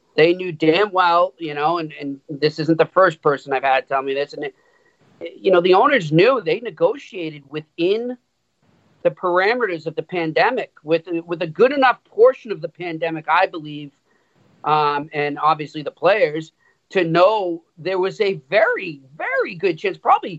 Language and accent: English; Boston, Massachusetts, United States; accent: Boston; I was in Montreal, man, and I was getting worried I was losing my Boston accent.